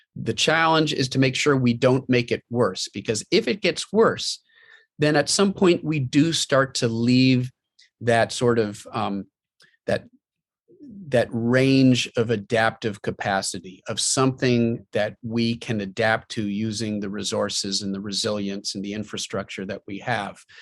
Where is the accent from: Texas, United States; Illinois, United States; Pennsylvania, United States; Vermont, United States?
Pennsylvania, United States; my home state of Pennsylvania